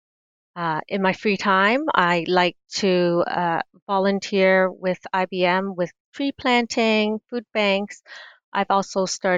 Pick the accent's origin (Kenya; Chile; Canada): Canada; Toronto, Ontario; I was born and raised in Toronto, in Canada